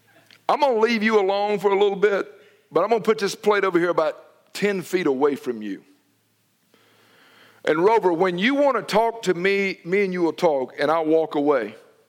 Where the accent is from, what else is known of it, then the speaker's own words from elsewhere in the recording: Noonan, United States; Especially in them Sooners and Mutts where I grew up in Noonan. We didn't have no dogs of pedigree.